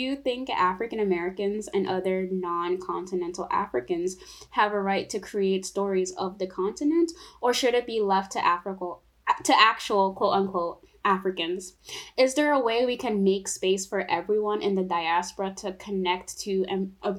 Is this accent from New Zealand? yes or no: no; Togo; now in United States; because I'm from Togo, and like, you know, I have family, all my family back there